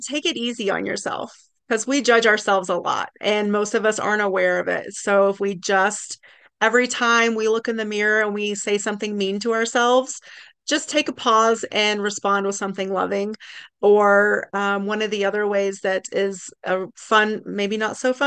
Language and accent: English; East Tennessee, United States; now in Lake Tahoe, United States; I'm originally from East Tennessee